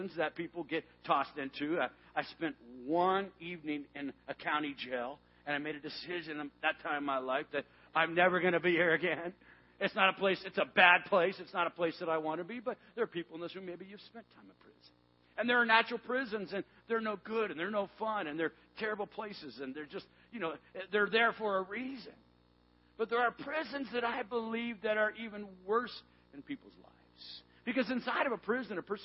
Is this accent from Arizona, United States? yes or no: yes; Tucson, Arizona, United States; the mountains of southern Arizona, where I grew up in Tucson, Arizona